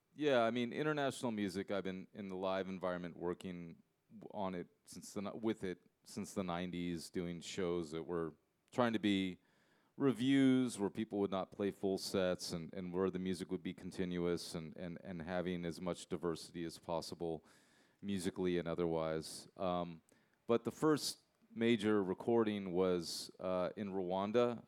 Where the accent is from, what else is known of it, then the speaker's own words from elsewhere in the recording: United States; I'm I'm American. I'm an English speaker